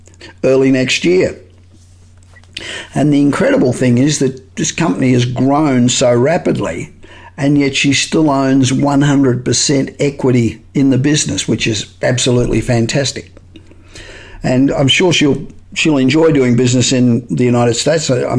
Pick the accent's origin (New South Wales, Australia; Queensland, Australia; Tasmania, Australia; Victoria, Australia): Victoria, Australia; Melbourne; moved away as an adult; now in Los Angeles, United States; Melbourne, Australia, which is my hometown a long, long time ago, but my hometown